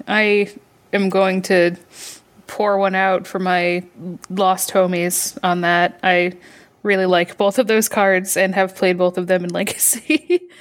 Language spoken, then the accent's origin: English; Michigan, United States; I grew up in Michigan